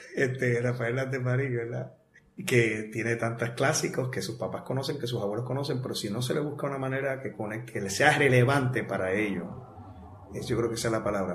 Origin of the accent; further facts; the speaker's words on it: Bayamón, Puerto Rico; also born or lived in Arecibo; Yo soy de Bayamón. De Bayamón. Toda mi familia es de Arecibo. Ah, Papi, mami, este, mis abuelos, todos de Arecibo. Este, pero yo me nací y me crié en Ariametro